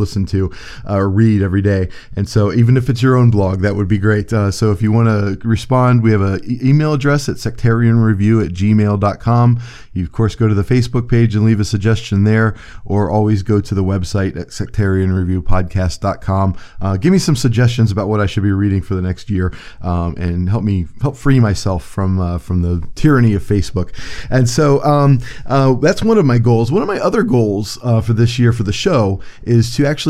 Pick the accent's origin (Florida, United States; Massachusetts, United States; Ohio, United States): Ohio, United States; Cleveland; I'm from Cleveland, Ohio